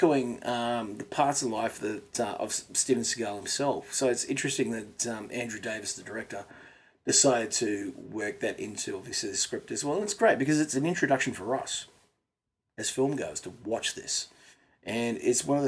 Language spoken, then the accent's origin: English; Australia; as an Aussie